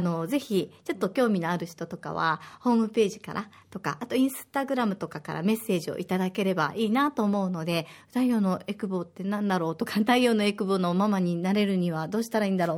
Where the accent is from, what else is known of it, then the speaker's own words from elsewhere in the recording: Osaka, Japan; now in Okinawa, Japan; 大阪出身